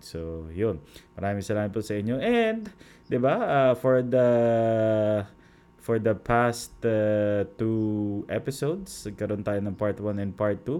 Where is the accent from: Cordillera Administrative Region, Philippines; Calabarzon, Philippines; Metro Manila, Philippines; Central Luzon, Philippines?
Central Luzon, Philippines; kami po taga Bulacan